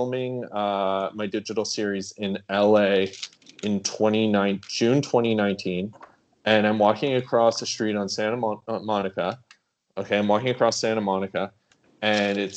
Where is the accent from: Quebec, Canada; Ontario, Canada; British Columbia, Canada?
Ontario, Canada; Sudbury; I'm originally from Sudbury, Ontario, so like right. Northern Ontario.